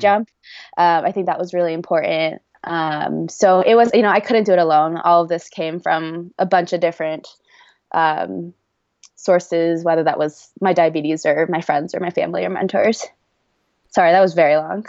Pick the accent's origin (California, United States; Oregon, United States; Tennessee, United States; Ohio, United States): Oregon, United States; moved away as an adult; also born or lived in Boston; now in Cedar City, United States; back home to Oregon